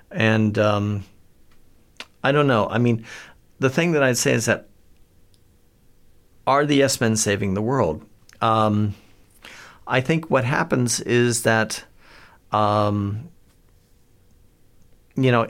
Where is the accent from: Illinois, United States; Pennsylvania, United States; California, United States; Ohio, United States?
Ohio, United States; Akron; born there; I was born in Akron, Ohio, um, land of … which is kind of frames things a bit.